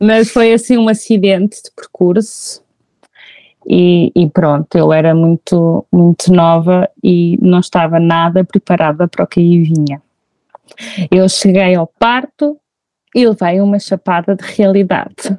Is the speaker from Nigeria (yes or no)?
no; Figueira da Foz, Centro, Portugal; sou da Figueira da Foz